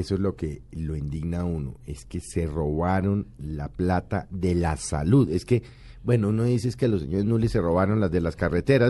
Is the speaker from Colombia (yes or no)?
yes; Colombia; como colombiano, como periodista